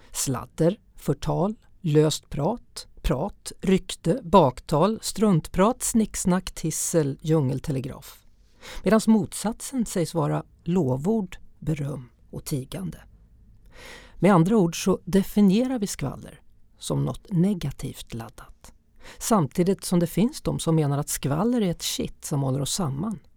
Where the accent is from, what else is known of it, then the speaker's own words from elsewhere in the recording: Borås, Västra Götaland, Sweden; accent: västgötska; kommer från Borås. Yes. Det är västgötska.